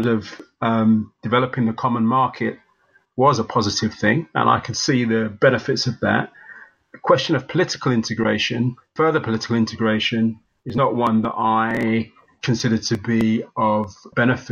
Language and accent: English; London, United Kingdom; also born or lived in Barcelona, Spain; being a Londoner and a citizen of the country